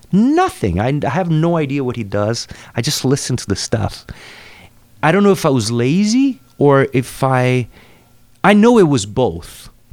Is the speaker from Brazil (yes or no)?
yes; Cambará, Paraná, Brazil; English is a second language; moved away; I grew up in Cambará, which is in the south of Brazil, in the state called Paraná. Small town.